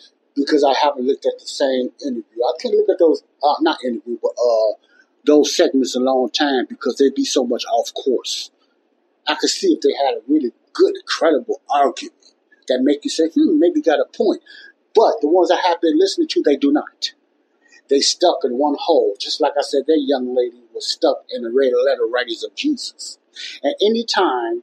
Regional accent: Chicago, Illinois, United States; my hometown of Chicago, Illinois

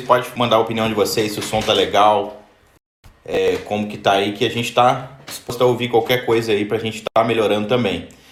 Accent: Barra Mansa, Rio de Janeiro, Brazil; nós somos de Barra Mansa aí no Rio

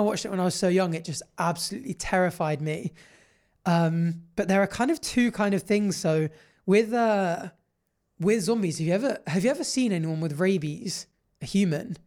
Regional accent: Jersey; growing up in Jersey on an island

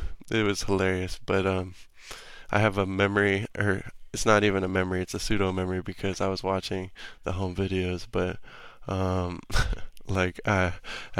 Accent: Pflugerville, Texas, United States; also born or lived in Albuquerque, New Mexico; after I was born in New Mexico, I moved to Pflugerville, Texas, when I was 4 years old

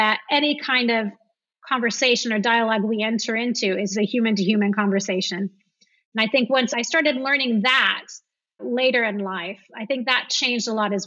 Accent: the Midwest of America, United States; moved away as an adult; also born or lived in San Francisco / London; now in France; I grew up in the Midwest of America

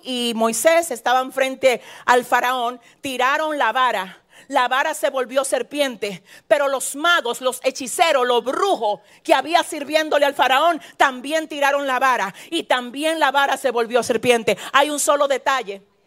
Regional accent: San Francisco de Macorís, Duarte, Dominican Republic; yo vengo de San Francisco de Macorís

